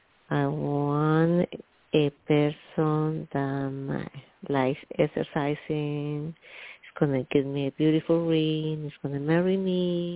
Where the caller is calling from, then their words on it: New York, United States; Yes. Calling from New York.